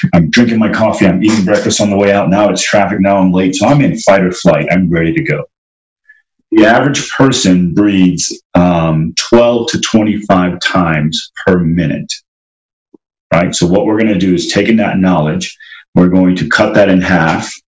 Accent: Trinidad & Tobago; grew up in Trinidad

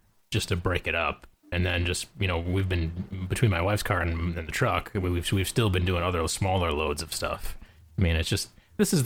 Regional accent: Wisconsin, United States; moved away as an adult; now in Indiana, United States; I'll probably always be a Badger at heart

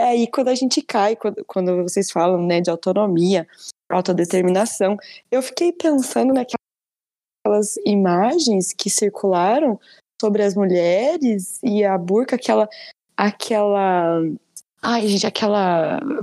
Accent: Brazil; enquanto né, brasileiros e brasileiras

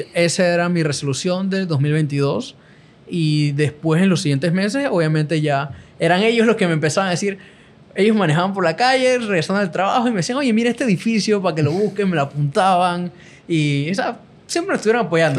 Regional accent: Panama; soy de Panamá

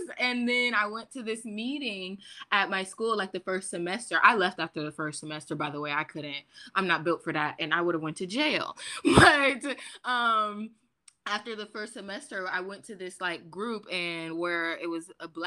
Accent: United States; I grew up in Washington.

